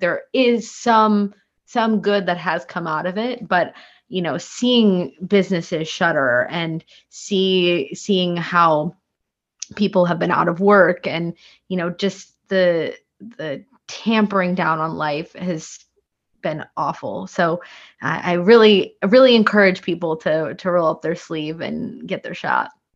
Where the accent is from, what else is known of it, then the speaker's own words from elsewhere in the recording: Sheboygan, Wisconsin, United States; moved away as an adult; now in Washington, D.C., United States; I was born and raised in Sheboygan, Wisconsin.